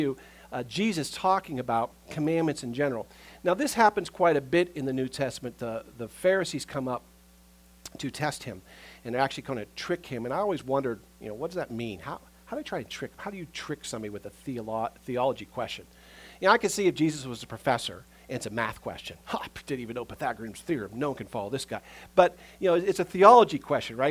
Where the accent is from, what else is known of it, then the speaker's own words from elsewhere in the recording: United States; we as American Christians